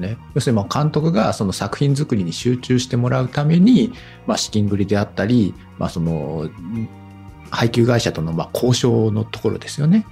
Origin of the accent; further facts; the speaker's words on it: Kitakyushu, Fukuoka, Japan; 私ね、出身があの北九州の小倉なんで